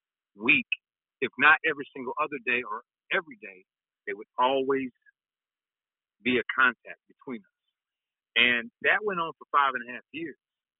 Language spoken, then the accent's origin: English; North Carolina, United States; moved away as an adult; now in Texas, United States; In 2002, I came to Texas from North Carolina. So I was pursuing my dream in music.